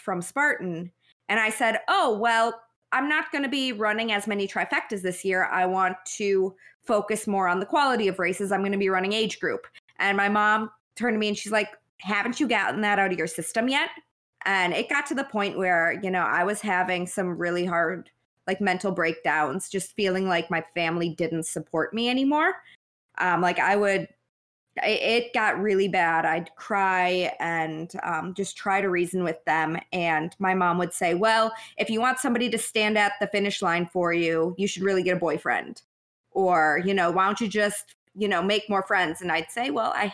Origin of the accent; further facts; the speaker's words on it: Wisconsin, United States; moved away; I'm from Wisconsin originally.